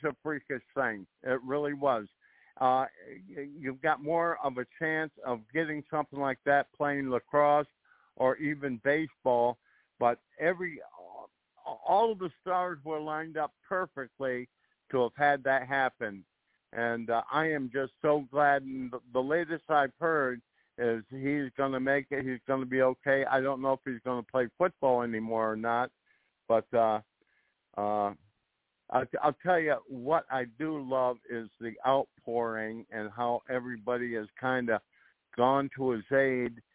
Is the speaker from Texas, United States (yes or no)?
no; 30-35 miles south of Buffalo, New York, United States; I'm kind of from the Buffalo area. I, I uh, grew up, uh, oh, probably uh, 30, 35 miles south of Buffalo.